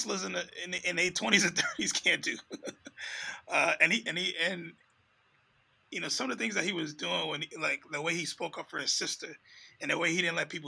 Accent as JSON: {"language": "English", "region": "New York", "country": "United States", "tie": "born or raised there", "said": "growing up in New York in those times"}